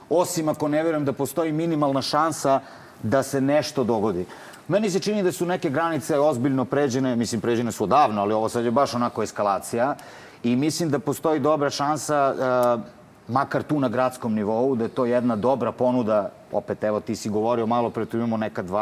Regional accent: Paraćin, Pomoravlje District, Serbia; ja sam iz Paraćina

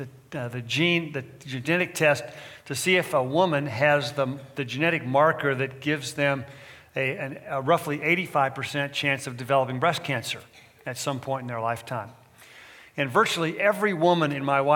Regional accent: Texas, United States; now in California, United States; I'm from Texas originally, transplanted Californian

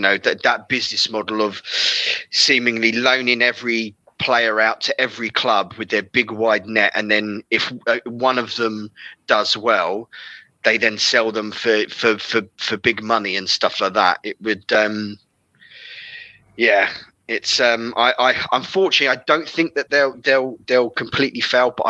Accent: London, United Kingdom; I'm from West London. I grew up in West London

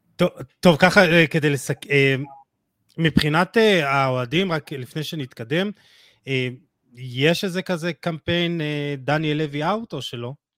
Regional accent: Israel

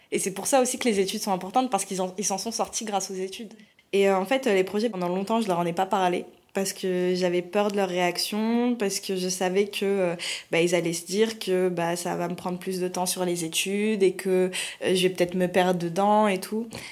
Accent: France; je suis française et, d'origine algérienne

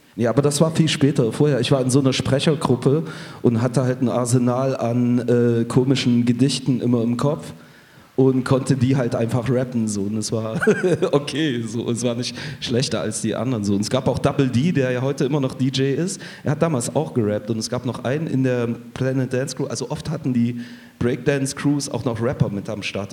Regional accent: Chemnitz, Saxony, Germany; moved away; in meiner Heimatstadt

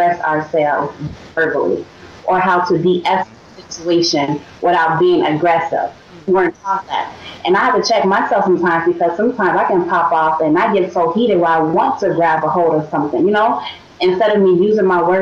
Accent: Chicago, Illinois, United States; moved away; I was raised in Englewood. You know, great. It was a great neighborhood. Great neighborhood. I took pride in saying I grew up in Englewood.

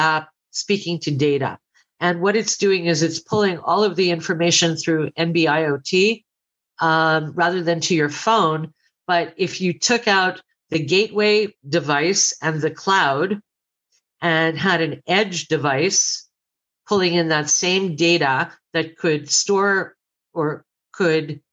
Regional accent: Canada; I'm Canadian

